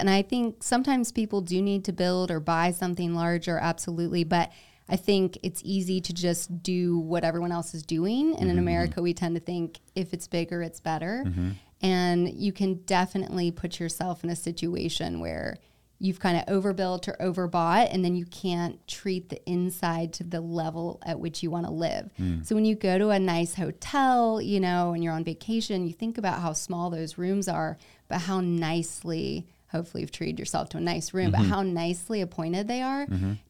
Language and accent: English; South Carolina, United States; Yeah, I grew up like in South Carolina.